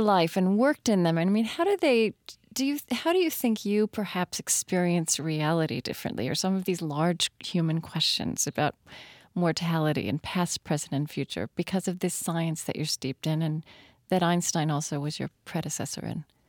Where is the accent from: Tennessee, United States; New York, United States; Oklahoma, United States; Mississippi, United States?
Oklahoma, United States; Shawnee; I come from Shawnee, Oklahoma